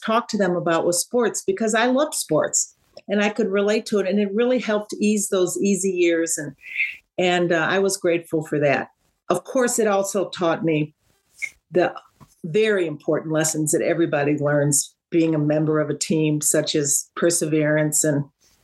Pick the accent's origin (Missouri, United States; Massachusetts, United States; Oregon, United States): Missouri, United States; St. Louis; I was from St. Louis, and so we knew we knew we had played each other. All the basketball players had played each other in the high schools